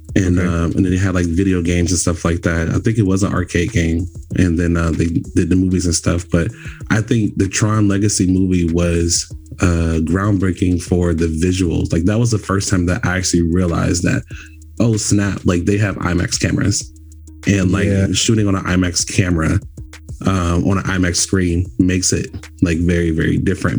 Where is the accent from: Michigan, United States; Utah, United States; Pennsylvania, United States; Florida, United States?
Florida, United States; now in California, United States; I'm originally from Florida